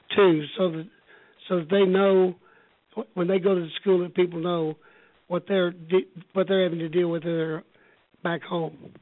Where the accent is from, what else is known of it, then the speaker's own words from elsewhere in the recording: Houston, Texas, United States; also born or lived in Austin; I'm a native Texan, born and raised in Houston